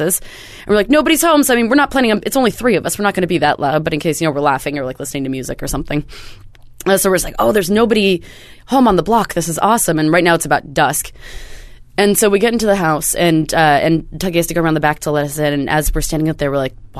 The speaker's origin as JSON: {"language": "English", "area": "the Northwest", "region": "Pacific Northwest", "country": "United States", "tie": "born or raised there", "said": "growing up in the Northwest"}